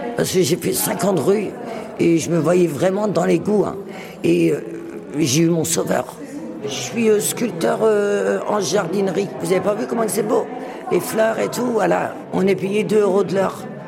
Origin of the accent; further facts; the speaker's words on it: Le Havre, Normandy, France; now in Rennes, France; je viens du Havre